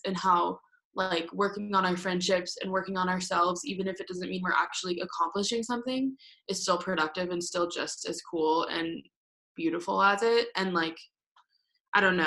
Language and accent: English; Denver, Colorado, United States; I'm from Denver, Colorado